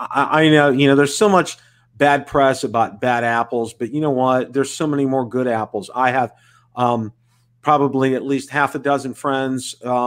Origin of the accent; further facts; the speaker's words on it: Pittsburgh, Pennsylvania, United States; moved away as an adult; also born or lived in Columbus, Ohio; I grew up outside of Pittsburgh.